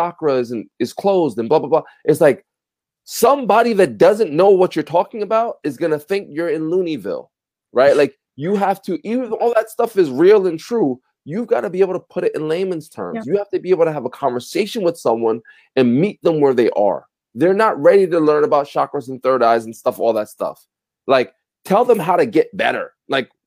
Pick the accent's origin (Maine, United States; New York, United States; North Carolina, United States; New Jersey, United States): New Jersey, United States; Passaic; I'm a kid from Passaic, New Jersey.